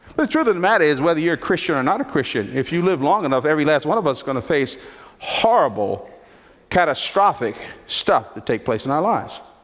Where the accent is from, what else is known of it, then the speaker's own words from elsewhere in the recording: Newark, New Jersey, United States; I was born in Newark, New Jersey.